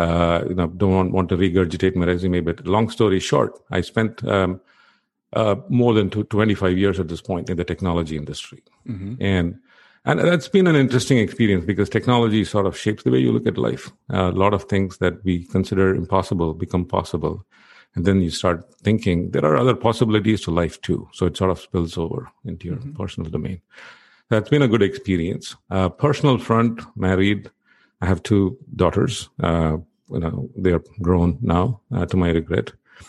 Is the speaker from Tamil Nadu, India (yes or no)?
yes; Chennai, Tamil Nadu, India; born there; I was born in India, on the southern part of India, on the East Coast, in a town called Chennai.